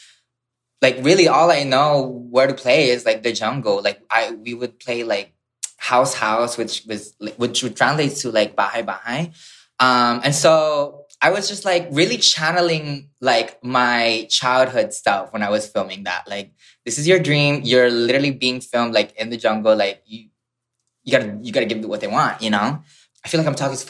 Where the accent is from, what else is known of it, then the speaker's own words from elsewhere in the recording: Hawaii, United States; also born or lived in Philippines; I grew up in the Philippines and then I moved in Hawaii when I was 8 years old.